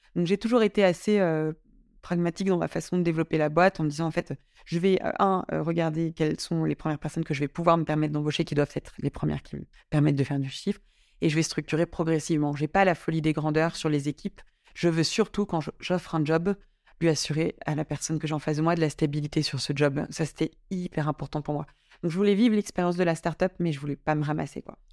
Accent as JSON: {"language": "French", "area": "Drôme", "region": "Auvergne-Rhône-Alpes", "country": "France", "tie": "born or raised there", "also_born_or_lived": "Paris", "moved": "as an adult", "lives_now": "Lyon, France", "said": "j'ai, passé 10 ans à Paris, mais j'ai grandi dans la Drôme."}